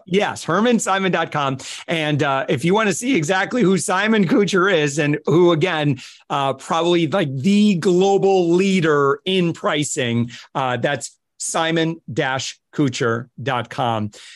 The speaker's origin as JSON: {"language": "English", "region": "Midwest", "country": "United States", "said": "I come from the Midwest in the United States"}